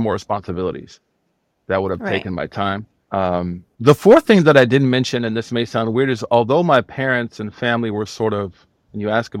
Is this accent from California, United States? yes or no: no; Oklahoma, United States; And I'm from Oklahoma.